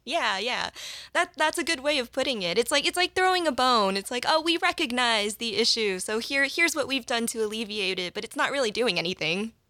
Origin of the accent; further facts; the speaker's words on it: United States; I'm Asian American